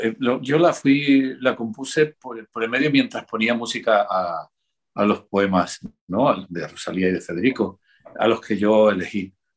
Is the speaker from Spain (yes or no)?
yes; Andalusia, Spain; yo soy andaluz